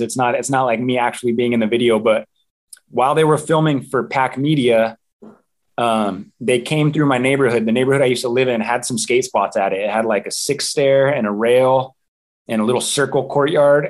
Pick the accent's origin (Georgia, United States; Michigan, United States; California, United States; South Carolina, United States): California, United States; Santa Cruz; a local born in Santa Cruz and having that pride